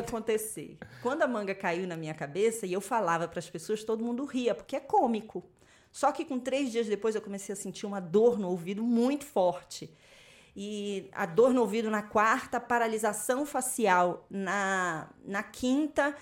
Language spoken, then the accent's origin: Portuguese; Macapá, Amapá, Brazil; eu nasci em Macapá, lá no Amapá, eu sou do topo do mapa